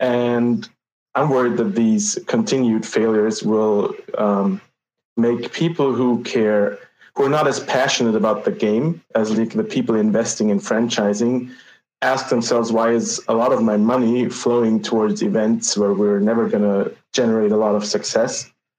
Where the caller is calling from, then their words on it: Vienna, Austria; I'm calling from Vienna, Austria.